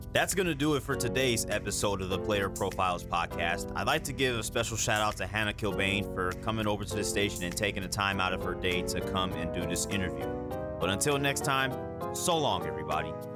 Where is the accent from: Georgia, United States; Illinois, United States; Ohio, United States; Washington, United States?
Illinois, United States; Homewood; my hometown of Homewood